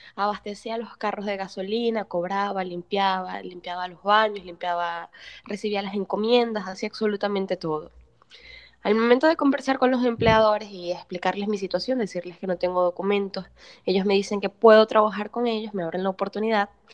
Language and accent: Spanish; Maracaibo, Zulia, Venezuela; moved away as an adult; now in Portugal; soy psicóloga y periodista venezolana